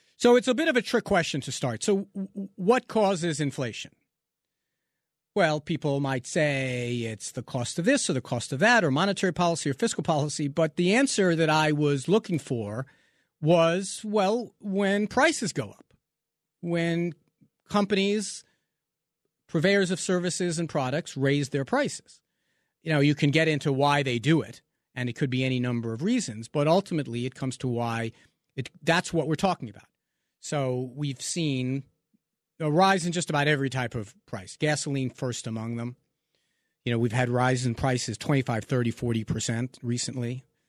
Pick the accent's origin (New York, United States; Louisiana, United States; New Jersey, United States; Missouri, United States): New York, United States; growing up in New York